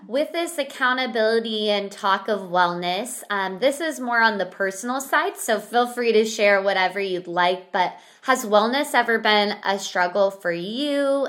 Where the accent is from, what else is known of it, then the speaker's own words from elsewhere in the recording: Central Valley, California, United States; we are literally from the Central Valley, mm-hmm. um, and that's where we live